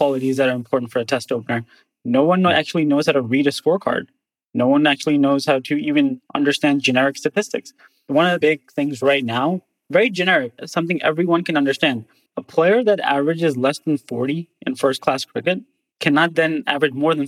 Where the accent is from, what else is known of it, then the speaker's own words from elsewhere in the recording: United States; I grew up in the States, but I'm a Pakistani heritage